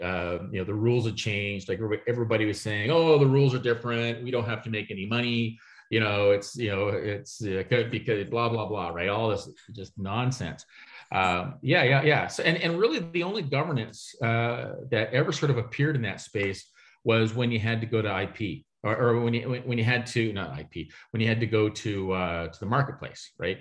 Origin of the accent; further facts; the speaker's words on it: Toronto, Ontario, Canada; I'm from Toronto, Canada